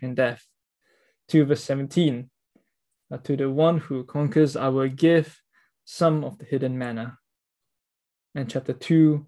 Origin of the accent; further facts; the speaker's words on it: Singapore; as a Singaporean, I have to spend 2 years of my life in compulsory national service